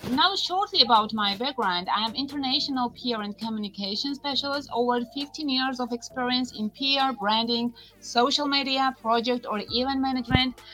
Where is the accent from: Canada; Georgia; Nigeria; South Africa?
Georgia; also born or lived in Germany; I'm from Georgia. It's not USA, Georgia. It's a country located in the Caucasus and it's bounded by the Black Sea to the west